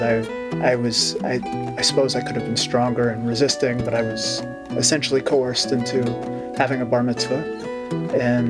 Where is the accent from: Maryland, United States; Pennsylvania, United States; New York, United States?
Pennsylvania, United States; Conshohocken; now in Pittsburgh, United States; I grew up in Conshohocken, Pennsylvania, in a very blue-collar neighborhood